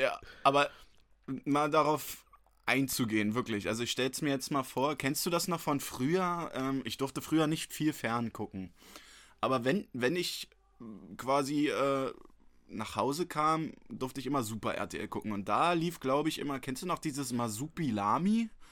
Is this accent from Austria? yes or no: no; Berlin, Germany; ich bin hier in Berlin geboren, bin hier aufgewachsen